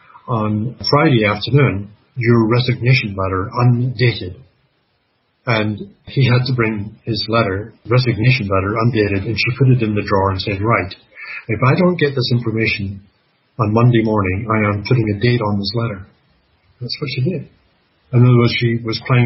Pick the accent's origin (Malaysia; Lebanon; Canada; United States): Canada; I'm Canadian